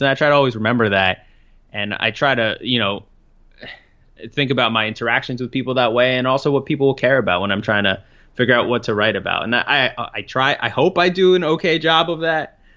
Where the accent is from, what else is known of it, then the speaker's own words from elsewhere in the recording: New York City, New York, United States; I grew up in Brooklyn